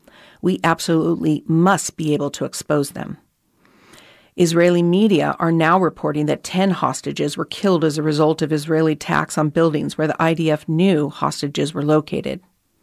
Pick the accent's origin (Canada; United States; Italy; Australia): Australia; But I've also got a personal stake in it as an Australian.